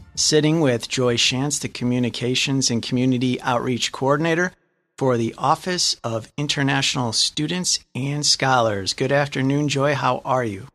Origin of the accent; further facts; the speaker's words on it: Lansing, Michigan, United States; I'm from Lansing